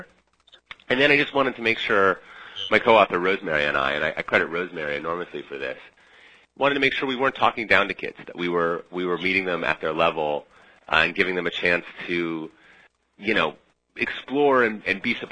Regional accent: Minneapolis, Minnesota, United States; moved away as an adult; also born or lived in Budapest, Hungary; now in New York, United States; I grew up in the Midwest going on crazy road trips with my parents and visiting some kind of unusual sites and spent my teenage years in Minneapolis

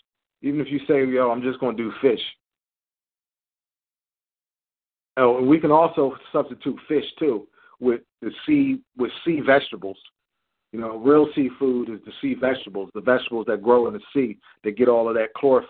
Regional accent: New Jersey, United States; I grew up in Cape May County where, you know, people, you know, they went out on the boats, fishermen.

